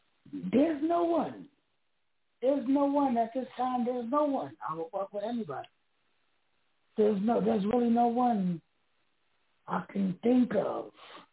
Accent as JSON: {"language": "English", "town": "New York City", "region": "New York", "country": "United States", "tie": "born or raised there", "also_born_or_lived": "Queens, New York", "moved": "yes", "said": "I was born in Queens, New York. Raised in Brooklyn."}